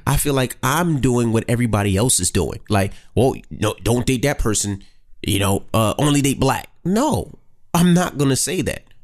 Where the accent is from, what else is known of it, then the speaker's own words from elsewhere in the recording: New York City, New York, United States; moved away as an adult; I'm from Queens